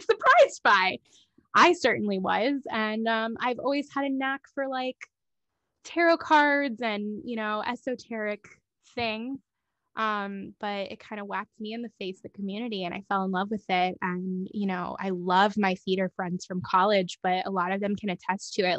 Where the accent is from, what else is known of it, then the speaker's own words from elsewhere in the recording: Miami, Fort Lauderdale area, South Florida, United States; moved away as an adult; also born or lived in Orlando, Florida; now in Los Angeles, United States; I grew up in the South Florida, Miami, Fort Lauderdale area